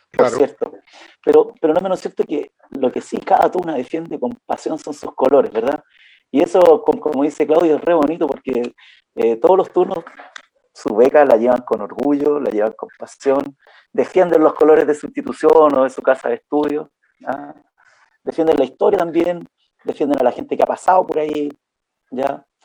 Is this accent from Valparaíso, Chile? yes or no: yes; Valparaíso, Chile; moved away; also born or lived in Antofagasta, Chile; yo soy porteño, porteño, pero viví muchos, muchos, muchos años en Antofagasta y en la zona norte